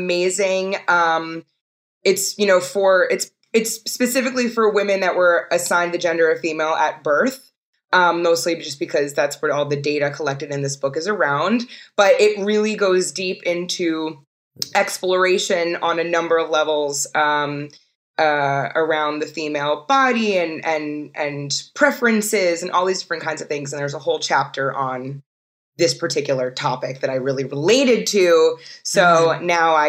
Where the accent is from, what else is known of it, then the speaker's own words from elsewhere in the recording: New York City, New York, United States; I grew up in New York City